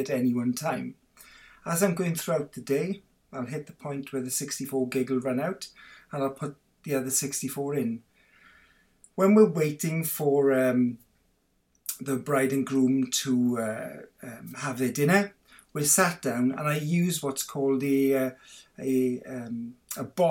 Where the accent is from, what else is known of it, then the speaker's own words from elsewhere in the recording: Swansea, Wales, United Kingdom; now in Penarth, United Kingdom; I'm a fully-fledged Welsh boy. I was born in Swansea, but I live in Cardiff now, in Penarth in Cardiff